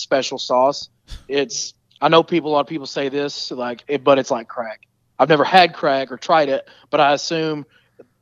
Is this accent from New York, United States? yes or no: no; Salyersville, Kentucky, United States; moved away; I'm originally from Salyersville, Kentucky